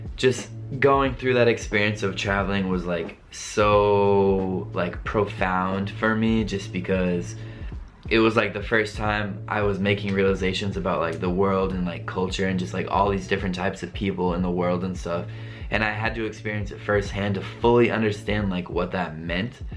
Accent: United States; moved away as an adult; also born or lived in Rome, Italy; being an American

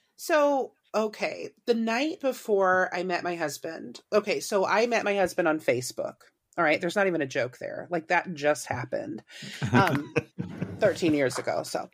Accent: Warrensburg, Missouri, United States; I actually went to school there, U C M, University of Central Missouri

